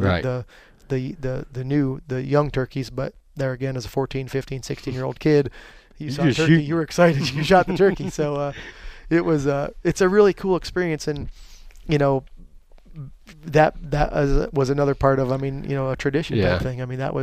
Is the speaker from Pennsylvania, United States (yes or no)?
yes; Pennsylvania, United States; where I grew up in Pennsylvania